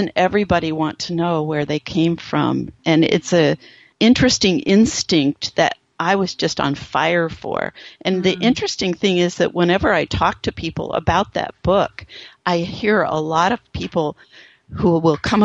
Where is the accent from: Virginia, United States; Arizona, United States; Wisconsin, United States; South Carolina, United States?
Arizona, United States; Phoenix; I had grown up in Phoenix, Arizona, where Indian stuff is everywhere